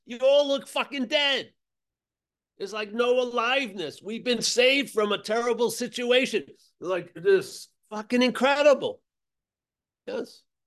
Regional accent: United States; moved away as an adult; also born or lived in Australia; I grew up in America

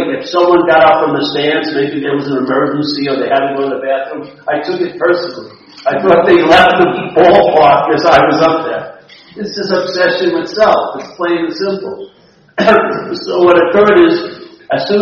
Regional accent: Rockville Centre, New York, United States; my hometown. In Rockville Center

